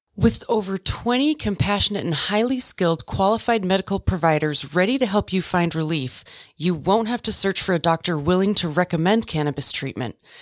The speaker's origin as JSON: {"language": "English", "town": "Oconomowoc", "region": "Wisconsin", "country": "United States", "tie": "born or raised there", "also_born_or_lived": "Twin Falls, Idaho / western United States", "moved": "as an adult", "said": "I grew up in Oconomowoc, Wisconsin, born in Twin Falls, Idaho"}